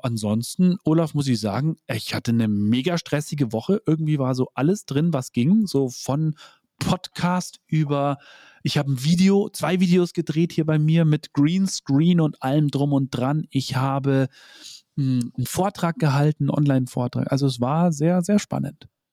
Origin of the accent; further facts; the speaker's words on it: Bavaria, Germany; bei uns in Bayern